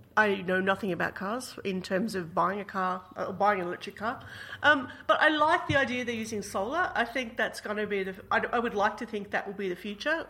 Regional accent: Australia; as an Australian

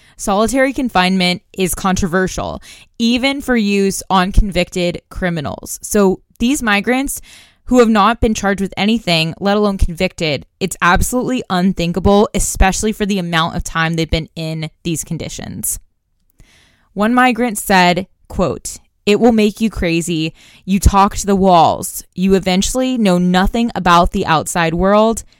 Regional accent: Tulsa, Oklahoma, United States; my hometown of Tulsa

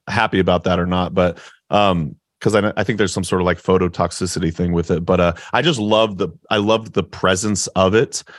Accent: Oregon, United States; moved away as an adult; now in Appleton, United States; I'm from Oregon

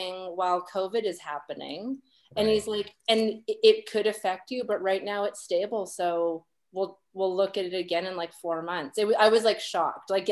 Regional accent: Canada; now in United States; me as a Canadian

